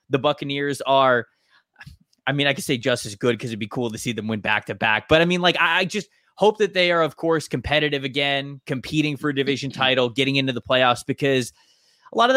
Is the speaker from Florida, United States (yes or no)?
yes; Tampa, Florida, United States; I've made so many friends growing up around Tampa